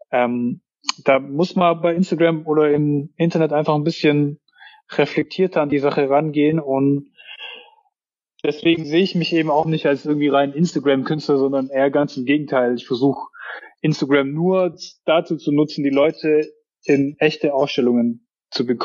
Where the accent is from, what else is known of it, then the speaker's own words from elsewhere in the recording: Baden-Württemberg, Germany; Dann kosten irgendwie 700, 800 Euro so sehe ich halt dann als Schwabe auch nicht immer ein, mir sowas zu kaufen.